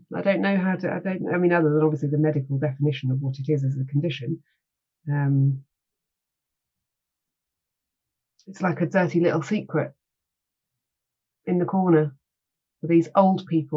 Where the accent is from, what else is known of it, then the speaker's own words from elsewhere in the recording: United Kingdom; I am British.